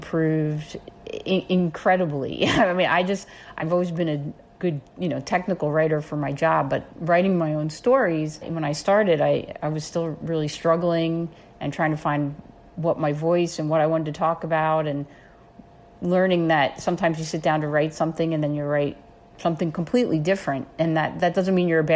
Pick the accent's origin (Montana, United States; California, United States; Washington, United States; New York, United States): New York, United States; Orange County; I grew up in New York State, about an hour north of New York City in Orange County, New York.